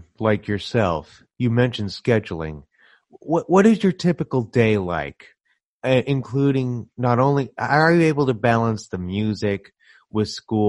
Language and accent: English; San Francisco, California, United States; You've also performed, I understand, in my home of San Francisco. I'm from the San Francisco area.